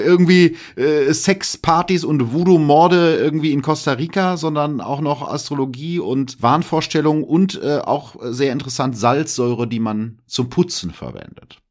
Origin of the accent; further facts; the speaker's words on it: Germany; als Piefke